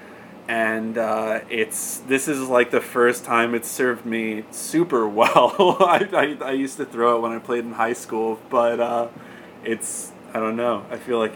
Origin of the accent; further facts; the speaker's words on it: Virginia, United States; I grew up in Virginia